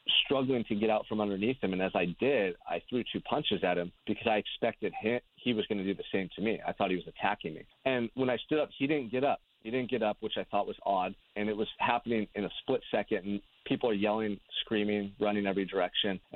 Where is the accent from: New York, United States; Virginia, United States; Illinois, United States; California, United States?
California, United States; Santa Barbara; I'm from Santa Barbara, California, which is a beautiful beach community 2 hours north of Los Angeles, and I've lived here my entire life.